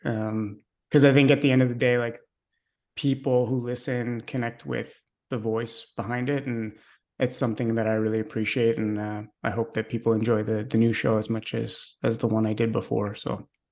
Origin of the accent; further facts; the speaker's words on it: Montreal, Quebec, Canada; I'm a Canadian from Montreal, born and raised